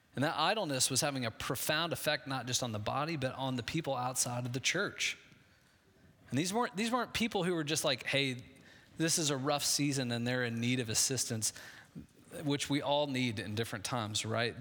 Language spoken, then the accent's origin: English; Midwest, United States; I grew up in the Midwest